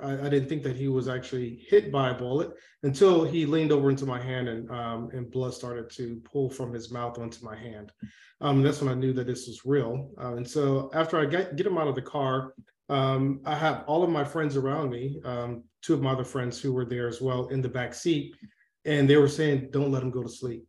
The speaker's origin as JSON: {"language": "English", "town": "Atlanta", "region": "Georgia", "country": "United States", "tie": "born or raised there", "said": "I grew up in Atlanta, Georgia"}